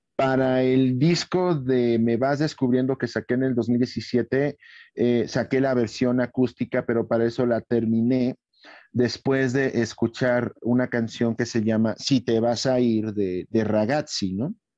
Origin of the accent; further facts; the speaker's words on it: Irapuato, Guanajuato, Mexico; mi tierra, Irapuato